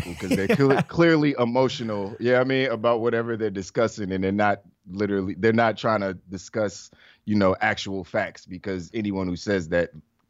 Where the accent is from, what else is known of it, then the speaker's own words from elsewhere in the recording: Washington, District of Columbia, United States; I'm from Washington, D.C.